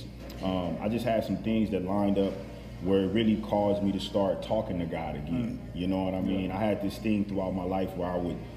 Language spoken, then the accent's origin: English; Los Angeles, California, United States; I grew up in Cali. I was raised in Los Angeles, South Central, to be specific.